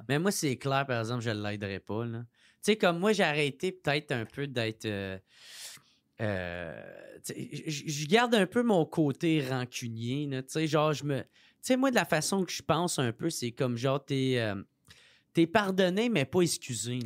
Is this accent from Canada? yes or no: yes; Gatineau, Quebec, Canada; moved away; je venais de Gatineau